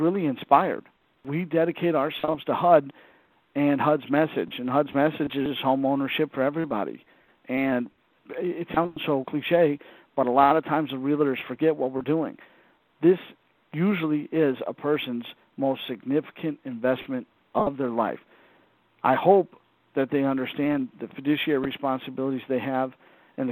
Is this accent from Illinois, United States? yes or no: no; Southern California, United States; moved away; I grew up in Southern California